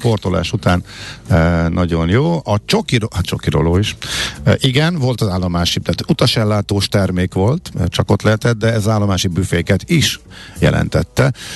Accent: Zalaegerszeg, Zala, Hungary; moved away; Zalaeger Szeged jártam, ö, ahol én fölnőttem

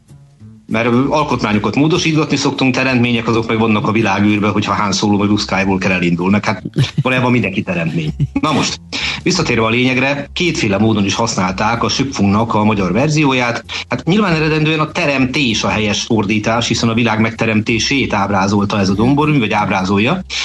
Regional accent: Budapest, Hungary; nem messze ettől nőttem föl nevezetesen a Maros utcába.

